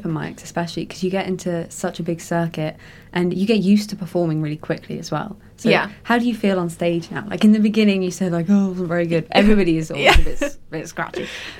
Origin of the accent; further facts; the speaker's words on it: Winchester, South East England, United Kingdom; I'm from Winchester